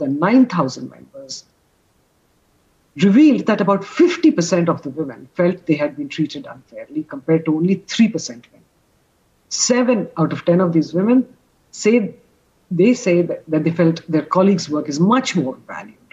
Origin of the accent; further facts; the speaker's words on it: India; as an Indian